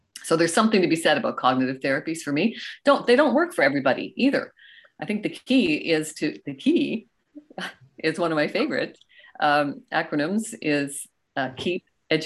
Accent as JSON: {"language": "English", "country": "Canada", "also_born_or_lived": "Goderich, Ontario", "said": "I am Canadian and I live in beautiful, the Canada's prettiest town, Goderich, Ontario"}